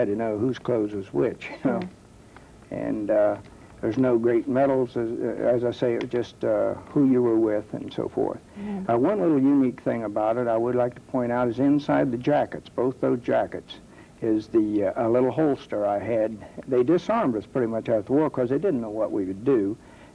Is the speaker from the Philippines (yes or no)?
no; Dayton, Ohio, United States; I am from Dayton, born on First Street here in Dayton, Ohio, and I've lived in this area all my life